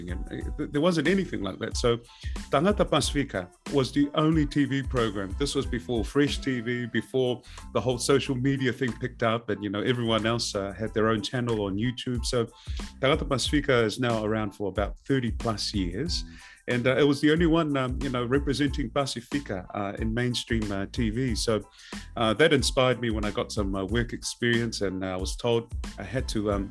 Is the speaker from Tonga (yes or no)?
yes; Kolomotu'a, Tongatapu, Tonga; also born or lived in Ha'apai; now in Otahuhu, New Zealand; I'm from Otahuhu, originally from Kolomotu'a and Ha'apai in the Friendly Islands, the Kingdom of Tonga. but what I do for living here in Aotearoa